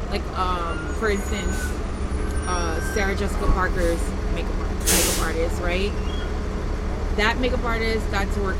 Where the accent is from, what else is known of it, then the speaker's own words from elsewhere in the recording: Ghana; now in New York, United States; So I'm, I'm originally from Ghana.